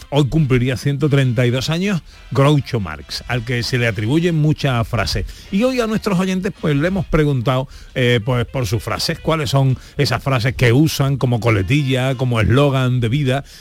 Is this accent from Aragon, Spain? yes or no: no; Seville, Andalusia, Spain; de Sevilla.